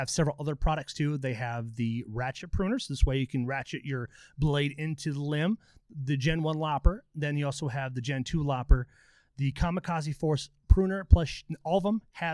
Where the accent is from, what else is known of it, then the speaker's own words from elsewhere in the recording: Stewartville, Minnesota, United States; I'm from Stewartville